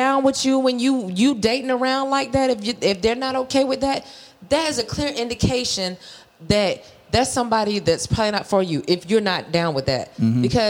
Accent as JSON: {"language": "English", "town": "Valdosta", "region": "Georgia", "country": "United States", "said": "I came from Valdosta, Georgia. That's where my grandmother, her roots are. And so every summer, every holiday, like Christmas and Easter break and stuff, we were in Valdosta."}